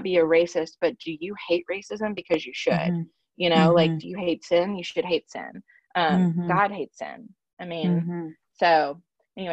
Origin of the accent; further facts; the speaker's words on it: Alabama, United States; I'm from Alabama